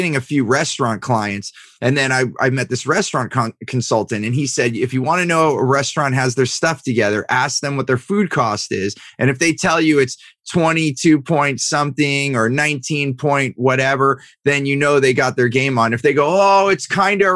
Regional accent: Silicon Valley, California, United States; I grew up in Silicon Valley.

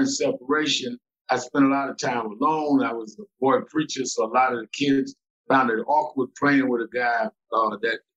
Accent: New York City, New York, United States; also born or lived in Queens, New York; I started born and raised in Brooklyn, New York

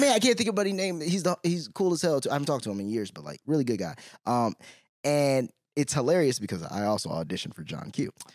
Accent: Chicago, Illinois, United States; I'm from South Side

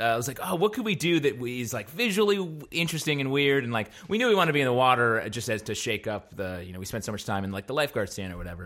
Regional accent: upstate New York, United States; moved away; I'm from upstate New York, uh, way up at the top

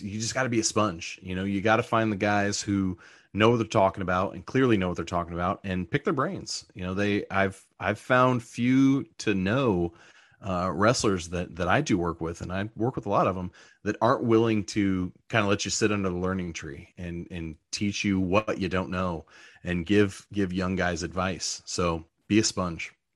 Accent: Southern Indiana, United States; Growing up in Southern Indiana

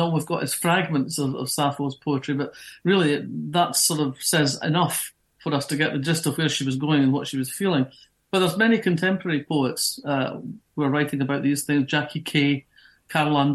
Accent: Fife, Scotland, United Kingdom; moved away as an adult; I grew up in Fife

